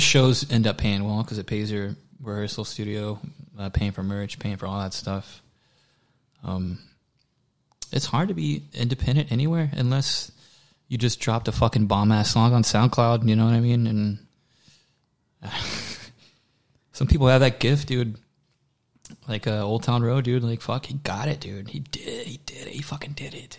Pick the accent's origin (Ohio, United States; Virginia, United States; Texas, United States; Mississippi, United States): Texas, United States; Waller; accent: southern drawl; The only thing about Waller in the country is like my accent will slip sometimes